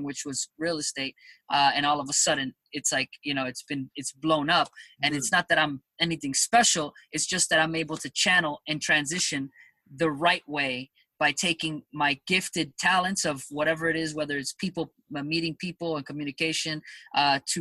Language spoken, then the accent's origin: English; Miami, Florida, United States; moved away as an adult; also born or lived in New York; So I am originally from Miami, born in New York. My family's Colombian.